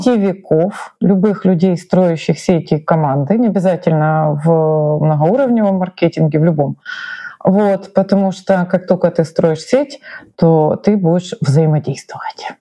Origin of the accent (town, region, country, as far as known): Ukraine